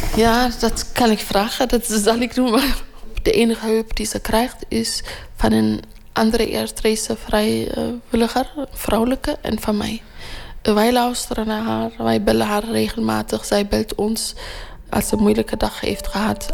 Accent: Eritrea; now in Rotterdam, Netherlands; Ik kom ook uit Eritrea

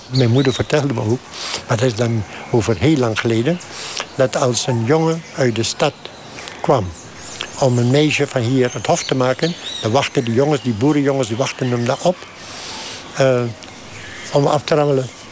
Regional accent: Suriname; Als boer ben ik Surinamer.

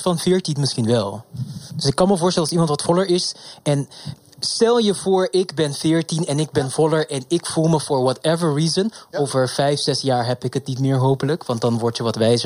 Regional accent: Curaçao; now in Amsterdam, Netherlands; ik kom uit Curaçao oorspronkelijk. En daar hadden we uniform ook nog op de middelbare school

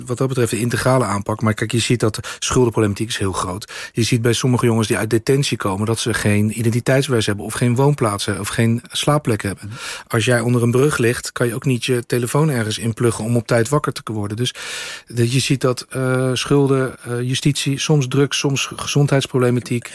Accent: The Hague, South Holland, Netherlands; opgegroeid in de Schilderswijk

